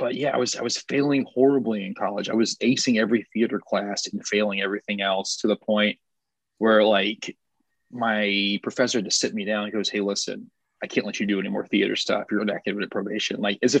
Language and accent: English; Arkansas, United States; I grew up in Central Arkansas.